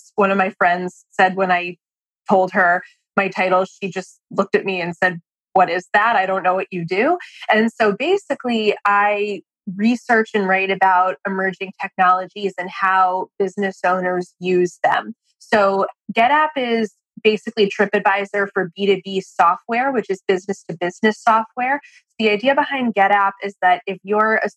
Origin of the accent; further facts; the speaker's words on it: Boston, Massachusetts, United States; moved away as an adult; now in Washington, D.C., United States; I grew up in Boston, not far from Brandeis, but when I was 18, I moved to D.C. to go to college at CUA.